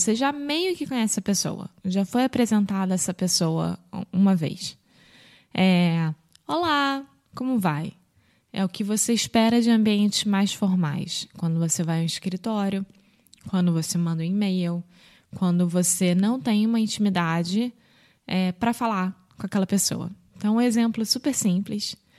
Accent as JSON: {"language": "Portuguese", "region": "Rio de Janeiro", "country": "Brazil", "accent": "carioca", "said": "Eu sou brasileira, carioca do Rio de Janeiro"}